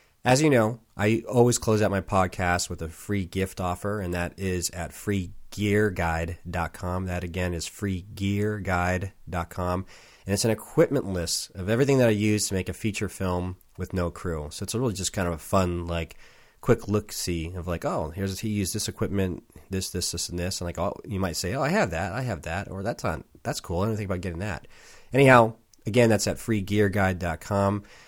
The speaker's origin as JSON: {"language": "English", "town": "San Diego", "region": "California", "country": "United States", "lives_now": "Portland, United States", "said": "I was from San Diego and spent a lot of time in L.A., mm-hmm. but we moved up here about 4 years ago"}